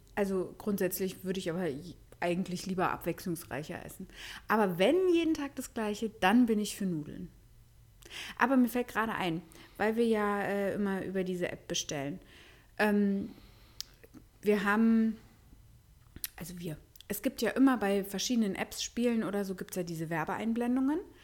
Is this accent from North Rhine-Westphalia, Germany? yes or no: no; Berlin, Germany; wir Berliner